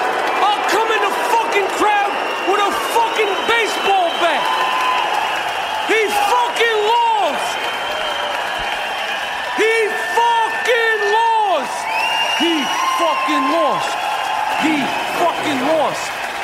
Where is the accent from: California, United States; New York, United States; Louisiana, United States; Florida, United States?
New York, United States; Bronx; Listen. I'm from the Bronx.